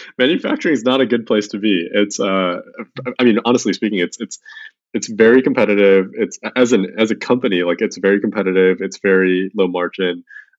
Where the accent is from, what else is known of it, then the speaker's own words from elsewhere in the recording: Chicago, Illinois, United States; moved away as an adult; also born or lived in Boston / San Francisco; So I grew up in Chicago in a small suburb. My parents were first generation immigrants from China, and I grew up there. Went to school out in a small school called Babson in Boston.